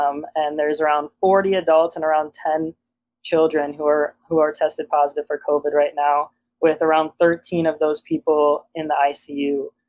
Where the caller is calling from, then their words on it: Ann Arbor, Michigan, United States; Yeah, so we're both calling from Ann Arbor, Michigan.